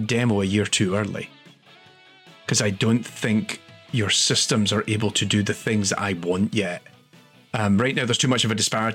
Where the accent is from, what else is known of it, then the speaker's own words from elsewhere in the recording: Scotland, United Kingdom; I'm Scottish.